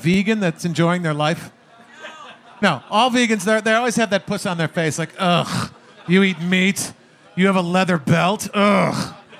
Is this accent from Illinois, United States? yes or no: yes; Chicago, Illinois, United States; now in California, United States; I grew up in Chicago, which is why now I live in California.